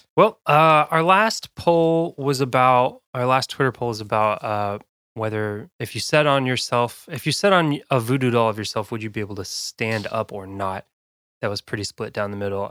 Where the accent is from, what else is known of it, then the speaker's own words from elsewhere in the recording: South Dakota, United States; now in Kentucky, United States; I'm from South Dakota originally